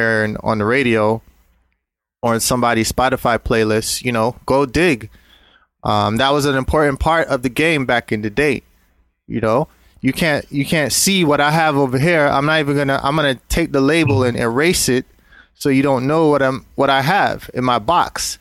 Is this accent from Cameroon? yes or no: no; Jamaica; moved away; also born or lived in Brooklyn, New York; I grew up in Jamaica during the 80s.